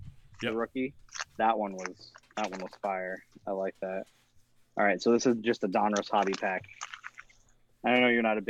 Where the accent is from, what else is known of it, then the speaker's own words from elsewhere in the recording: Connecticut, United States; growing up in Connecticut